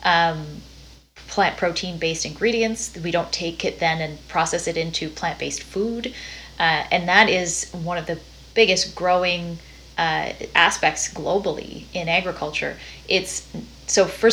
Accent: Dawson Creek, British Columbia, Canada; I'm from Dawson Creek, BC

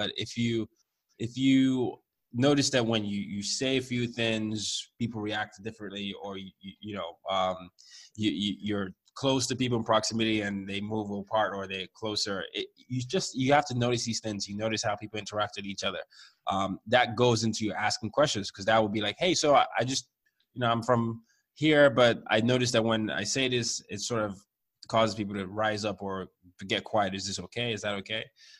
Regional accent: Nigeria; My parents were very nervous for me. I'm the oldest. I'm from Nigeria.

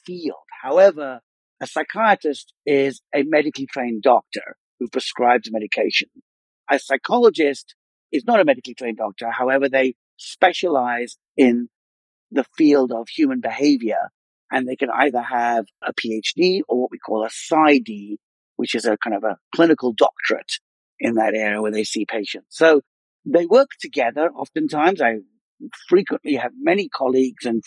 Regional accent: London, United Kingdom; moved away as an adult; also born or lived in Cambridge / Virginia; now in Northern Virginia, United States; I was born and raised in London. I'm of Indian origin.

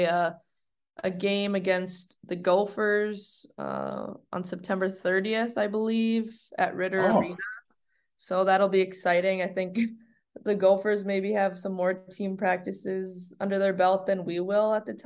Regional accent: United States; I was born here in America, and I'm extremely proud to be American

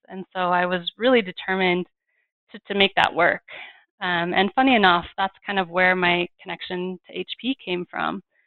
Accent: Fort Collins, Colorado, United States; my hometown of Fort Collins, Colorado

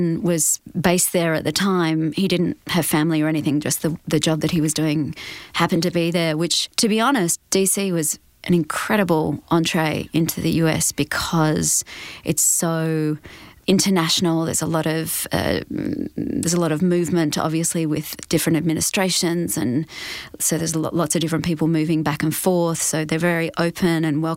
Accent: Perth, Western Australia, Australia; moved away as an adult; now in Los Angeles, United States; growing up in Perth

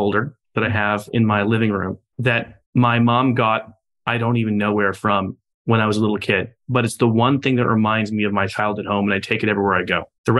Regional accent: Miami, Florida, United States; here in Miami, that's my hometown

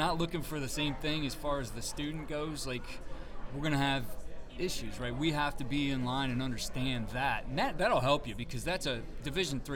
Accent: Ohio, United States; being from Ohio

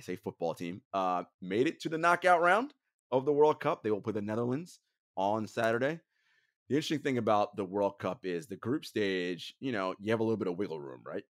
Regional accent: United States; I am American

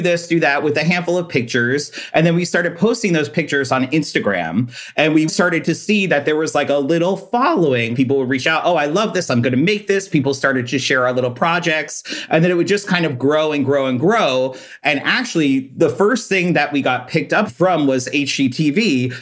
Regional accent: Long Island, New York, United States; Well, I'm originally from Long Island, New York. I grew up with my mom and dad and my older brother.

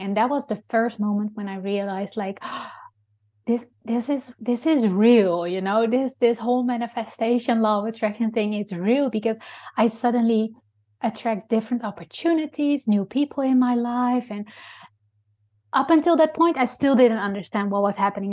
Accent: Netherlands; English is a second language; moved away; I'm originally from Holland

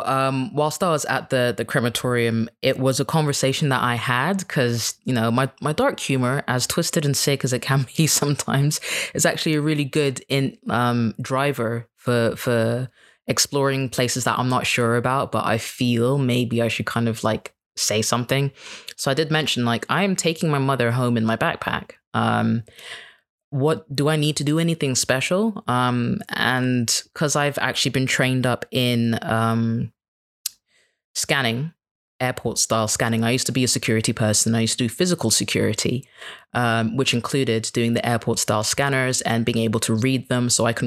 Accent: Kenya; And I'm like, well, I'm Kenyan. They're like, no, you're a foreigner. You can't even speak Swahili. I'm like, yeah, but like, I'm still one of you.

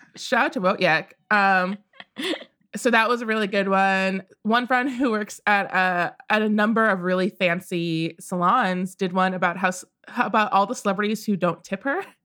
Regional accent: Midwest, United States; I grew up in the Midwest

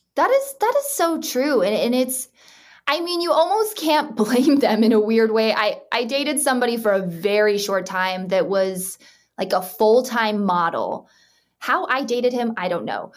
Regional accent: Utah, United States; I grew up in Utah

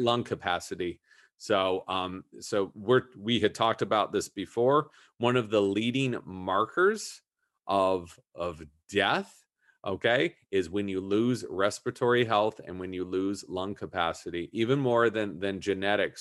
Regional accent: Southern California, United States; I grew up in Southern California

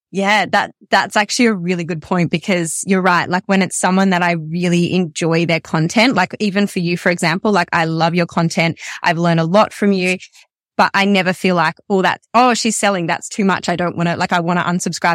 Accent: Melbourne, Victoria, Australia; I'm from Melbourne and I, I work exclusively online

